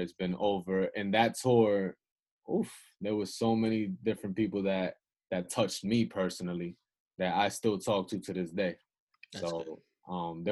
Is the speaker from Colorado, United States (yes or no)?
no; Yonkers, New York, United States; also born or lived in Bronx, New York; I'm from the South Side of Yonkers. I lived in the Bronx